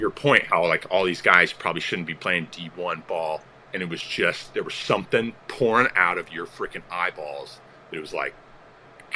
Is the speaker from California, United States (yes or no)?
no; Colorado, United States; I was from Colorado